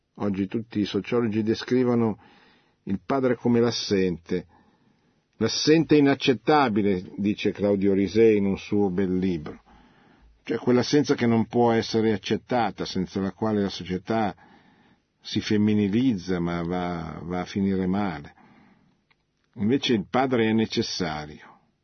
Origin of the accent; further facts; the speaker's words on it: Italy